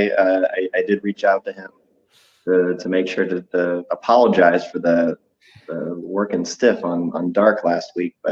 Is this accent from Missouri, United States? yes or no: yes; St. Louis, Missouri, United States; I'm from St. Louis.